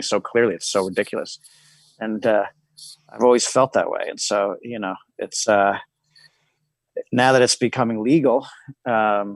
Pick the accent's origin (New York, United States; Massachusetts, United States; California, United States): New York, United States; New York City; I was 12 and I grew up in New York City